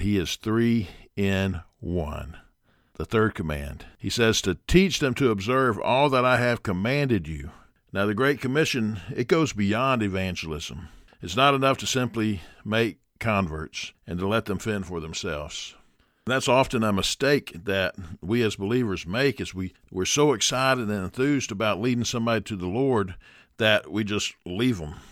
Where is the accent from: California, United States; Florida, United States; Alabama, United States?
Alabama, United States; Dothan; my hometown, which is Dothan, Alabama